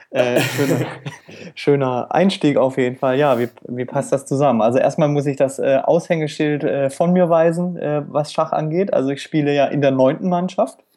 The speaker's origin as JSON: {"language": "German", "region": "Baden-Württemberg", "country": "Germany", "tie": "born or raised there", "also_born_or_lived": "Franconia / Palatinate", "said": "Kindergarten in der Pfalz und dann äh, in äh, Nordwürttemberg in der Nähe von Heilbronn bin ich dann zur Schule gegangen und eigentlich aufgewachsen."}